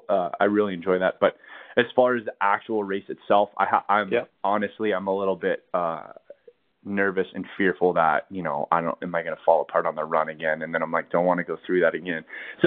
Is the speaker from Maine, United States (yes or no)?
no; California, United States; now in Colorado, United States; in moving here to Colorado is, you know, growing up in California